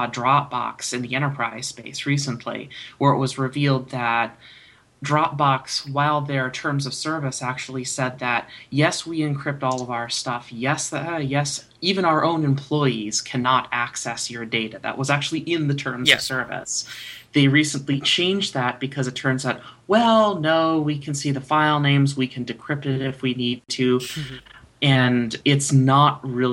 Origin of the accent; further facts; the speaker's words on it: United States; I'm a U.S. citizen